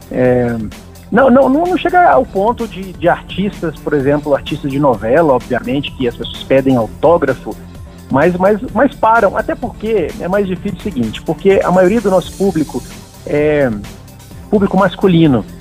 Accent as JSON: {"language": "Portuguese", "region": "Minas Gerais", "country": "Brazil", "moved": "as an adult", "lives_now": "Brasília, Brazil", "said": "Eu sou de Minas. Isso. Sou de Minas. Tem dez anos que eu moro em Brasília."}